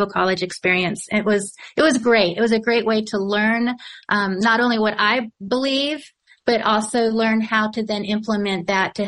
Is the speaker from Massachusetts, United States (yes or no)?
no; Louisiana, Missouri, United States; I grew up in a little town called Louisiana, Missouri.